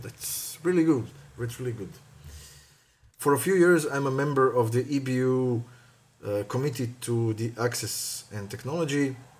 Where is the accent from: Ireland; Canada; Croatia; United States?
Croatia; moved away as an adult; also born or lived in Zagreb; now in Luxembourg; I'm coming from Croatia, but right now I am based in Luxembourg